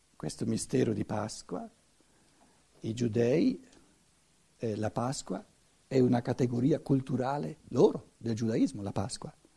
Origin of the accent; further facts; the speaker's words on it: Italy; Essere italiano, essere cattolico, essere cristiano, se volete, non è questione di conquista per noi. Ci siamo cresciuti dentro.